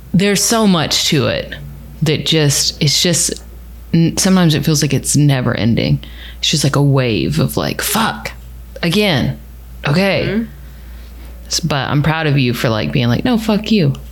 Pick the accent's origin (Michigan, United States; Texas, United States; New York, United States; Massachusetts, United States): Texas, United States; I'm from Texas.